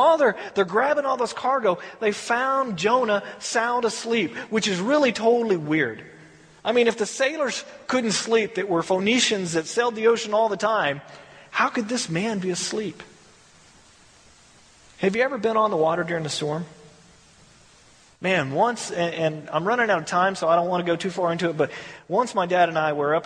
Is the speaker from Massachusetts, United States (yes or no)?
no; Texas, United States; I'm from Texas